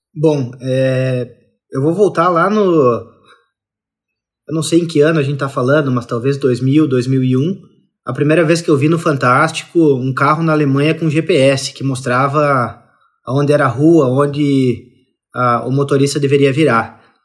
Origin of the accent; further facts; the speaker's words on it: interior of Santa Catarina, Brazil; eu sou do interior de Santa Catarina, então a, a, a realidade agro é presente desde que eu sou criança